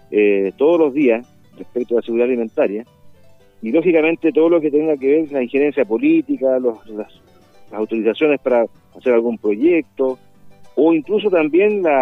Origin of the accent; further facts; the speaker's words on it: Chile; Nosotros somos un país unitario y somos una sola nacionalidad como todos chilenos...